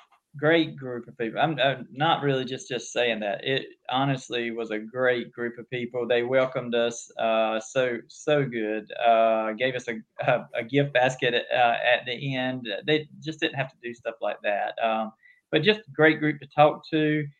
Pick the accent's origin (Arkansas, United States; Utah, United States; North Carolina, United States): North Carolina, United States; Jamesville; in a little small town called Jamesville, North Carolina. Grew up here, went to school here, went to college at ECU, Greenville, North Carolina, the Pirates. and come back home, married a girl from my hometown.